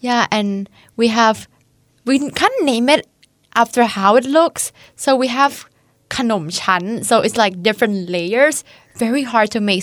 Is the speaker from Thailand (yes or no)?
yes; Chanthaburi, Thailand; moved away as an adult; now in Hungary; I'm from Tantaburi, which is the east, the east of Thailand